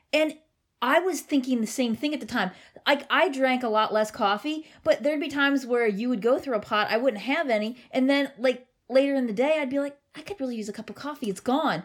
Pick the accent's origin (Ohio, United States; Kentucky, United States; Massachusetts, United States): Ohio, United States; Cincinnati; born or raised there